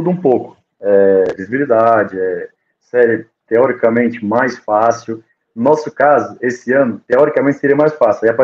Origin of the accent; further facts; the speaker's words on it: Algarve, Portugal; moved away; Eu, eu, às vezes, que saí do Algarve, em termos de região e de, de, família, de família, a minha região, a minha namorada tá, tá em, no Algarve, né?